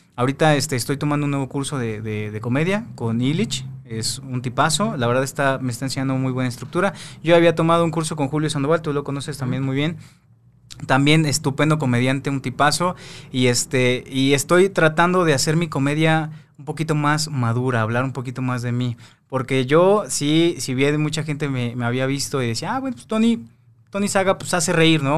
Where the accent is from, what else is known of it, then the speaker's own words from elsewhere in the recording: Mexico City, Mexico; also born or lived in Veracruz; yo soy de San Cosme